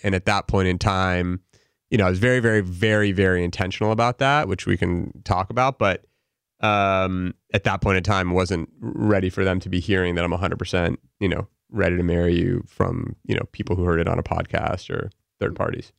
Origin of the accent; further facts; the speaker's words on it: Los Angeles, California, United States; also born or lived in Pennsylvania; I grew up in L A, uh, born and raised here, lived here my entire life through high school